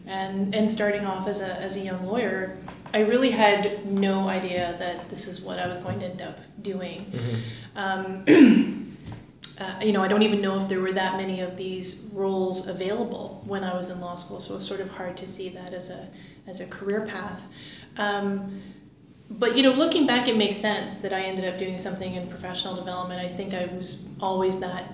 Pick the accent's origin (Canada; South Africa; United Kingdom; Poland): Canada; Windsor, Ontario; moved away as an adult; also born or lived in Greater Toronto Area, Canada / Kingston, Canada; now in Ottawa, Canada; I grew up in Windsor, Ontario